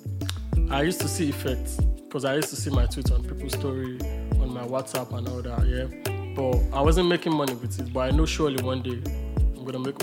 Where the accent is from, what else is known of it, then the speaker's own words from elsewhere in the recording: Agbado, Surulere, Lagos, Nigeria; also born or lived in Agege / Abeokuta (FUNAAB); I grew up in Agbado, Surulere.